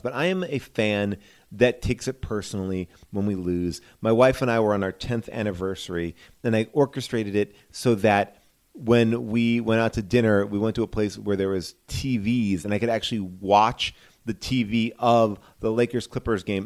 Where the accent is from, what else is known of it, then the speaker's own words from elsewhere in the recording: New York, United States; moved away as an adult; now in Los Angeles, United States; I am from New York